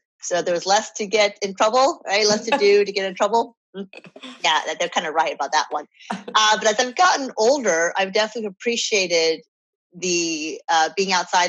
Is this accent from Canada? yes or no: no; New York City, New York, United States; So the short answer is I'm from New York because that's where I go home to visit my family.